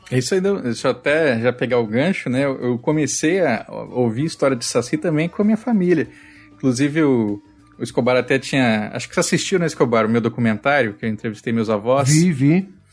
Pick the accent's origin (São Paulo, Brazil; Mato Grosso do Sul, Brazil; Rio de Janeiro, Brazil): Mato Grosso do Sul, Brazil; Onde eu nasci, lá em Mato Grosso do Sul, é, né, quando eu era criança, tinha vaca no entorno ali.